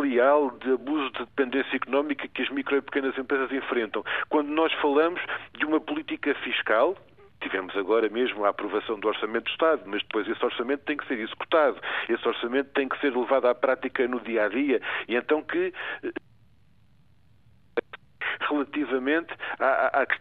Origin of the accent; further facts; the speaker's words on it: Portugal; nós todos, como portugueses